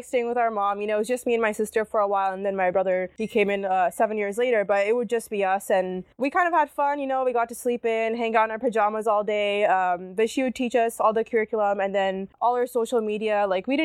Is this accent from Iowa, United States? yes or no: no; Santa Clara, California, United States; moved away as an adult; also born or lived in Fremont, California; now in Seattle, United States; the Santa Clara area, the city that I grew up